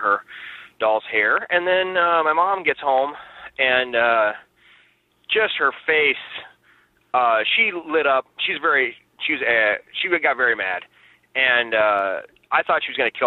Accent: Nebraska, United States; I'm from Nebraska

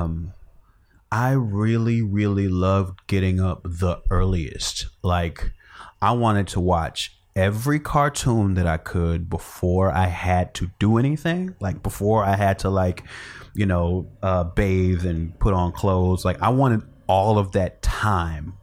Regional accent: Chicago, Illinois, United States; moved away; I grew up in Chicago. Born and raised

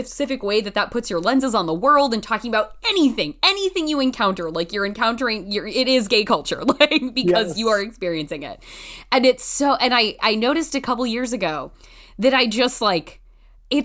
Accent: 30 minutes south of Portland, small town in Oregon, United States; now in Los Angeles, United States; I'm from a small town in Oregon, like 30 minutes south of Portland. So close to our big city.

